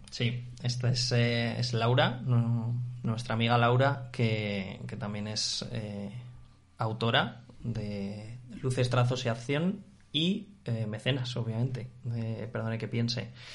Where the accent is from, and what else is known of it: Spain